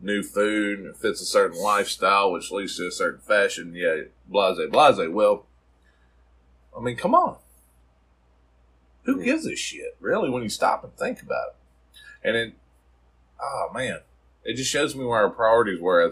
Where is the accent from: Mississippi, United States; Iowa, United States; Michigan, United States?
Mississippi, United States; South; growing up in South Mississippi